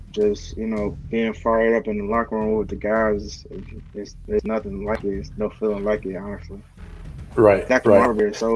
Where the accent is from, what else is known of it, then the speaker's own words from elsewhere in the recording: Chicago, Illinois, United States; Well, um, you know, growing up in Chicago is pretty it's pretty hard. Um, you gotta have kind of thick skin to, uh, to grow up in a windy city.